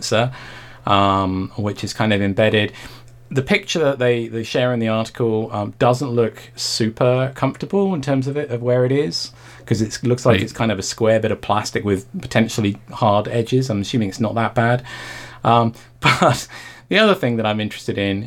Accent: United Kingdom; as a Brit

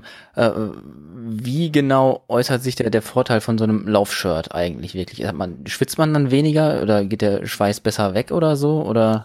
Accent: Detmold, North Rhine-Westphalia, Germany; now in Bielefeld, Germany; ich bin äh, gebürtiger Detmolder

